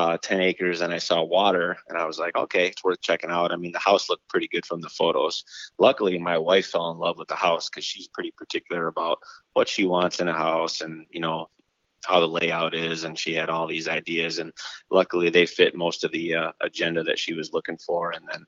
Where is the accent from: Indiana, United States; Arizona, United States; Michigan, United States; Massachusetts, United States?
Michigan, United States; Twin Lake; also born or lived in Montague, Michigan; I was born and grew up in the West Michigan area. Specifically, I was born and raised in Twin